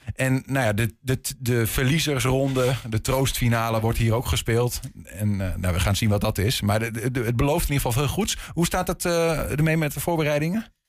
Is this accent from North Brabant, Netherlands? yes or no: no; Hengelo, Overijssel, Netherlands; bij ons in Twente. In Hengelo